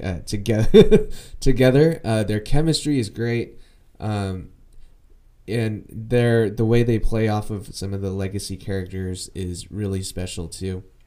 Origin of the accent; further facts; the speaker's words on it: United States; I am Asian American